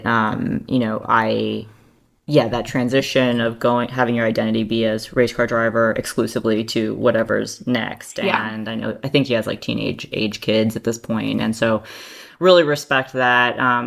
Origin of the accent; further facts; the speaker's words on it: New York, United States; being from New York